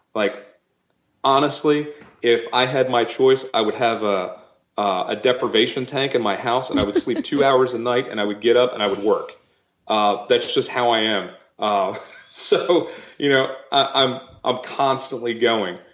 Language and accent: English; Wilmington, Delaware, United States; my family lived actually, we lived in Wilmington, Delaware